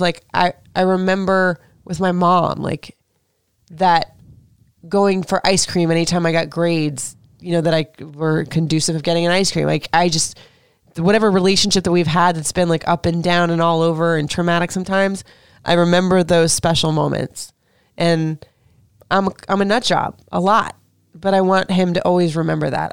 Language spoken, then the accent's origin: English; Florida, United States; now in Maryland, United States; I'm from Florida